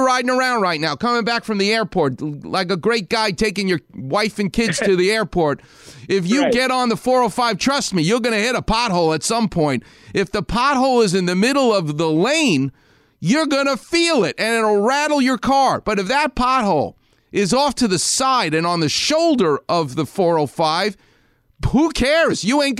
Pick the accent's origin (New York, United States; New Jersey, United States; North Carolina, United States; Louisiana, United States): New York, United States; I'm from New York. We know how to hate things.